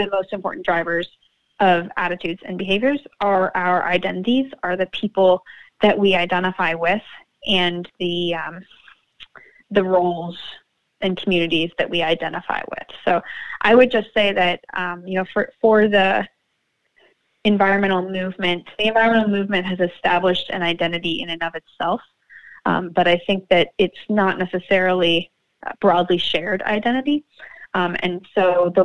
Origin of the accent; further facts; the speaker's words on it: Pacific Northwest, United States; moved away; I was raised in the Pacific Northwest